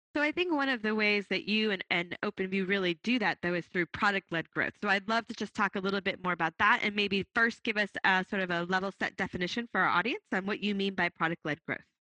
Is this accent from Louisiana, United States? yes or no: no; Boston, Massachusetts, United States; my hometown, Boston.